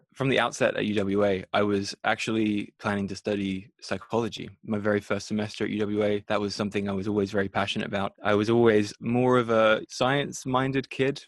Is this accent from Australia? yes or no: yes; Australia; moved away as an adult; now in Europe; growing up in Australia